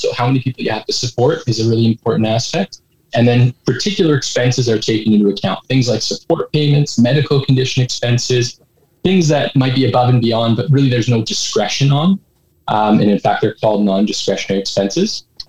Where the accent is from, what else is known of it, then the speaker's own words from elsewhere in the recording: Edmonton, Alberta, Canada; I was uh, born and raised in Edmonton. So uh, been here for a little while